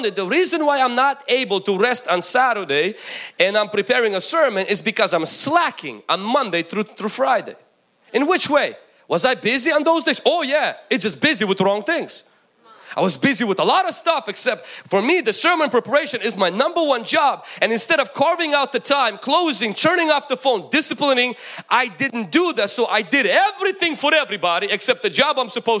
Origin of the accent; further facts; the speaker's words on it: Ukraine; moved away; When I grew up in Ukraine